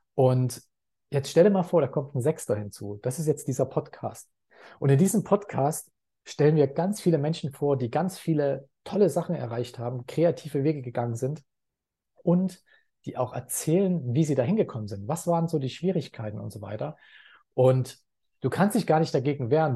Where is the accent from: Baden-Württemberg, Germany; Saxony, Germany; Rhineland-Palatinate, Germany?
Saxony, Germany; Leipzig; also born or lived in Dortmund; now in Thailand; ich bin in Leipzig geboren, habe sehr lange Zeit in Dortmund gelebt